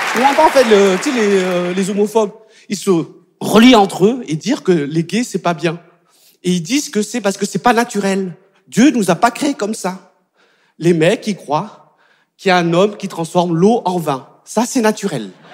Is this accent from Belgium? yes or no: no; France; en tant qu'occidental, en tant que français